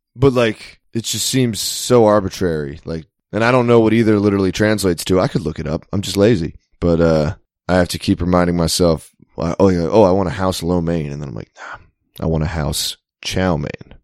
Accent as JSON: {"language": "English", "region": "Maryland", "country": "United States", "said": "I'm from Maryland"}